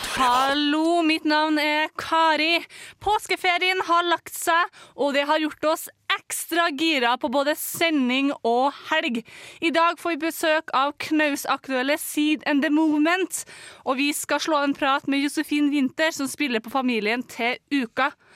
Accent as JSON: {"language": "Norwegian", "region": "Trøndelag", "country": "Norway", "said": "vi som er trøndere."}